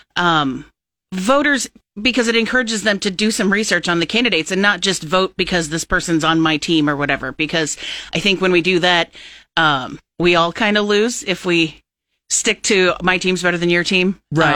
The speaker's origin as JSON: {"language": "English", "town": "Plattsmouth", "region": "Nebraska", "country": "United States", "tie": "born or raised there", "said": "I've been a resident of Cass County my whole life. I grew up in Plattsmouth."}